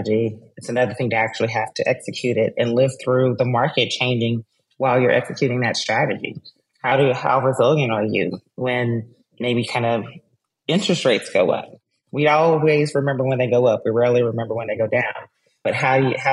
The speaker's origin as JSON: {"language": "English", "region": "Texas", "country": "United States", "said": "I'm a Texan"}